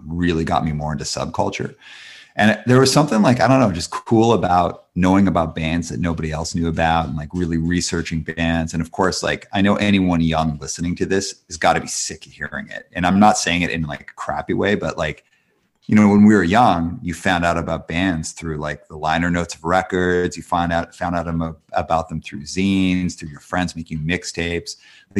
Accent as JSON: {"language": "English", "town": "Calgary", "region": "Alberta", "country": "Canada", "tie": "born or raised there", "also_born_or_lived": "Montreal, Quebec", "moved": "yes", "lives_now": "Vancouver, Canada", "said": "I'm from I live in Vancouver, but I'm from Calgary, Alberta, and was born in Montreal."}